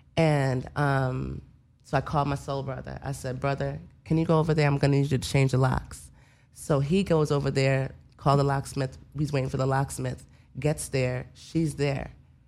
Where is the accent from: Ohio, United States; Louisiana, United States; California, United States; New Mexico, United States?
Louisiana, United States; New Orleans; I'm from New Orleans.